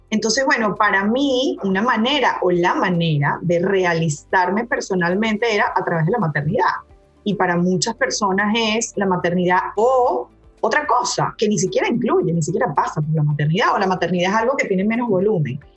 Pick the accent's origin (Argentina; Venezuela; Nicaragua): Venezuela; Maracaibo, Zulia; y nosotros que somos maracuchos no queremos ir a Caracas. Entonces empieza un poco ese limbo que ya había empezado en la primera infancia, porque a los cuatro años yo llego a Maracaibo hablando húngaro, hablando francés, me cierro esos idiomas